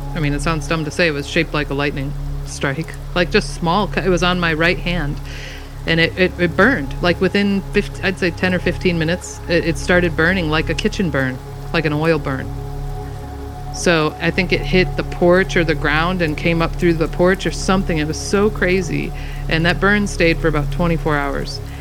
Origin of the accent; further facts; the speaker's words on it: Michigan, United States; moved away as an adult; now in Washington, United States; I grew up in Michigan, which is thunderstorms, you know, galore